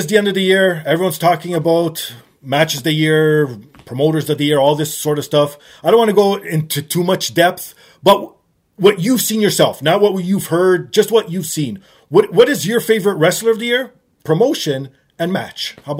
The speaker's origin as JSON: {"language": "English", "country": "Canada", "said": "me, as being a Canadian"}